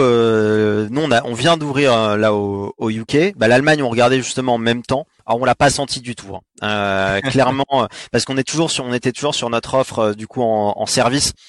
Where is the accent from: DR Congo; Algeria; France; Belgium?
France; also born or lived in United States; on est français